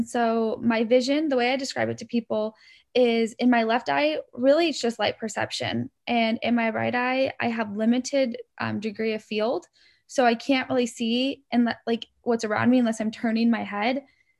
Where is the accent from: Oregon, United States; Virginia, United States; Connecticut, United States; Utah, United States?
Oregon, United States; I grew up in Oregon, and I am the middle of two brothers.